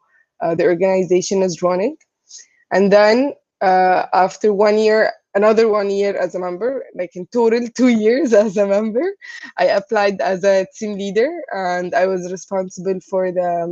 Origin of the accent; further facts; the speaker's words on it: Egypt; moved away as an adult; now in Vietnam; I'm from Egypt